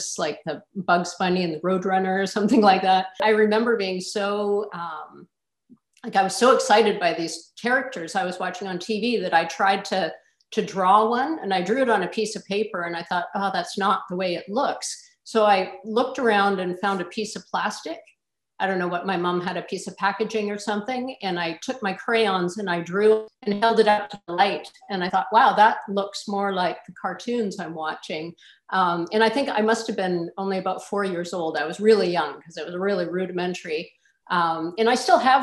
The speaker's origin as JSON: {"language": "English", "town": "Flin Flon", "region": "Manitoba", "country": "Canada", "tie": "born or raised there", "said": "I was born in Flin Flon, Manitoba, Canada"}